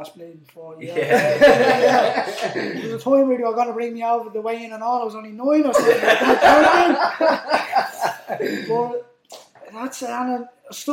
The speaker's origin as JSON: {"language": "English", "town": "Dublin", "region": "Leinster", "country": "Ireland", "tie": "born or raised there", "said": "from the inner city"}